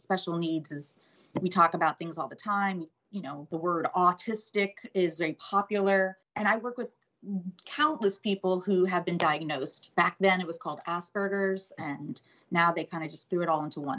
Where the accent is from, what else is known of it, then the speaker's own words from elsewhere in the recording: West Palm Beach, Florida, United States; also born or lived in New Jersey; I grew up in Florida. My family moved here when I was 2 years old